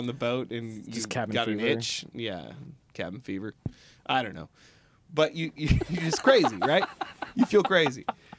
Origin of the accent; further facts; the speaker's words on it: Seattle, Washington, United States; we're in a band. We're from Seattle or whatever.